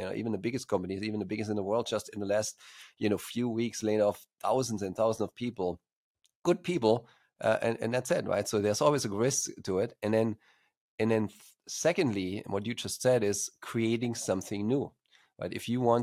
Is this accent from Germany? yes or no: yes; Germany; accent: slight accent; English is a second language; moved away as an adult; also born or lived in Stuttgart, Germany; now in California, United States; as you probably can hear from my slight accent, even though I'm based in California, United States, I'm originally from Germany, and studied computer science in Stuttgart there